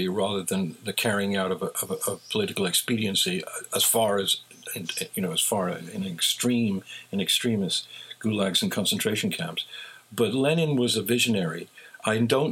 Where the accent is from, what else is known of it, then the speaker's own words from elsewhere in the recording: England, United Kingdom; Sir Thomas Beecham, who was the most respected conductor when I was growing up in England